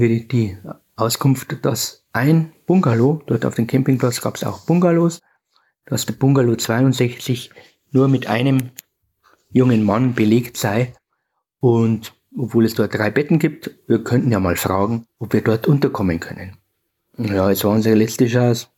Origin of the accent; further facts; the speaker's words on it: Bavarian Forest, Germany; Ich lebe ja selber im Bayerischen Wald, da erfahren wir ja die Trennung auch der ehemalige eiserne Vorhang, die Grenze zur Tschechoslowakei, ist nur ein Katzensprung von meinem Heimatort weg